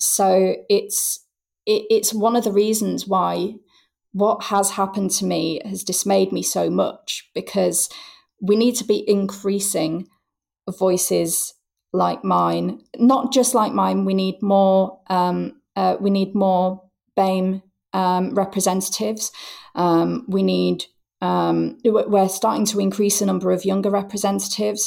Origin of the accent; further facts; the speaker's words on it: Hull, Yorkshire and the Humber, United Kingdom; moved away as an adult; also born or lived in York; it was here in Hull, my hometown, which I returned